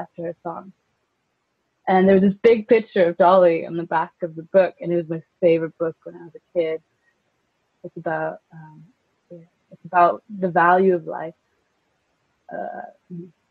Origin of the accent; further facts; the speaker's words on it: Iceland; moved away; also born or lived in California; I grew up in California when I was a kid, up until the age of 10, but then I went back to Iceland